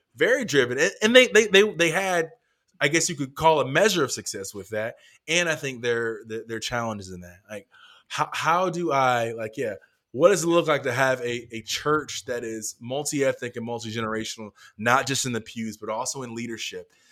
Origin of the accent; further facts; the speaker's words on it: North Carolina, United States; I grew up in North Carolina